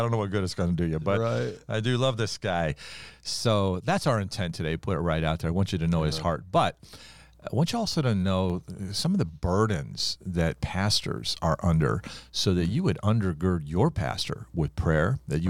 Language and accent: English; Ohio, United States; I'll tell our audience that you and I grew up in Ohio.